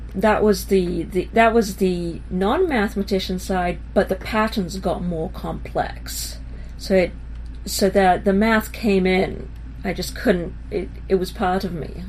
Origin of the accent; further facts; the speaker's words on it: Israel; also born or lived in England; I was born in England and grew up in Israel